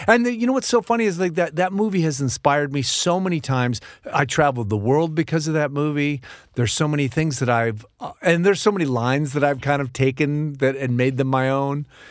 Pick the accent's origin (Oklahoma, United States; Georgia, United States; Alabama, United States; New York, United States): New York, United States; moved away; I grew up in New York